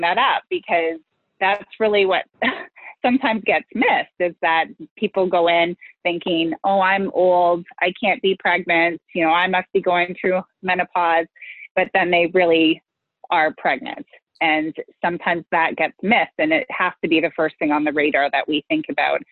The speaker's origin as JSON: {"language": "English", "country": "Canada", "also_born_or_lived": "Western New York", "said": "I am from Canada, though, and live in Toronto with my two boys who are 10 and 12."}